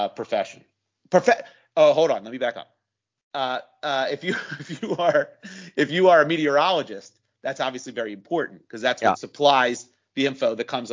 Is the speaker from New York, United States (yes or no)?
no; Philadelphia, Pennsylvania, United States; born or raised there